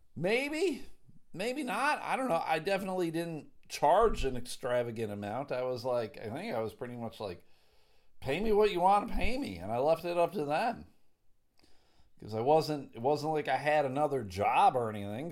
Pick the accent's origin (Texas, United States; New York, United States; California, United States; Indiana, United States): New York, United States; Clarence; I grew up in a town called Clarence.